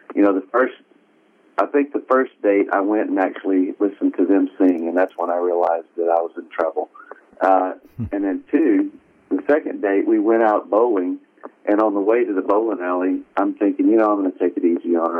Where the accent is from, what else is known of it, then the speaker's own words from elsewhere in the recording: Conway, Arkansas, United States; moved away as an adult; also born or lived in Fayetteville, Arkansas / Farmington, Arkansas; now in Florida, United States; I was born up in Fayetteville, and we lived right outside in Farmington for a little bit, and then eventually moved down to Conway right. in Central Arkansas